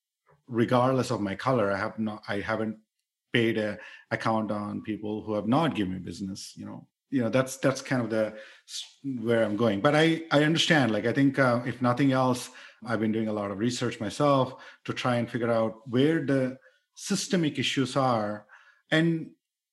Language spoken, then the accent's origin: English; India; moved away as an adult; I grew up in India where there is lot of explicit conscious bias